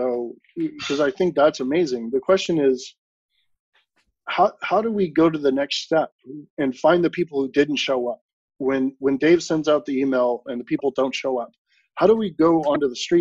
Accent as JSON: {"language": "English", "area": "San Francisco Bay Area", "region": "California", "country": "United States", "tie": "born or raised there", "said": "me growing up in the San Francisco Bay Area"}